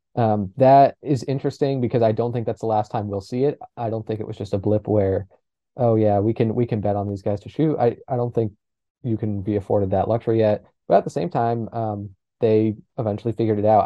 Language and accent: English; New Hampshire, United States; I'm also from New Hampshire